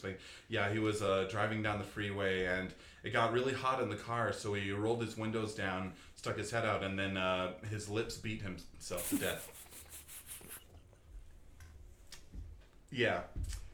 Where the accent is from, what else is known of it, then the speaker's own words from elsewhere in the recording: Layton, Utah, United States; also born or lived in Poway, California / Orem, Utah / Salt Lake City, Utah; we moved here to Utah when I was about 2 years old, but since then has pretty much spent my whole life here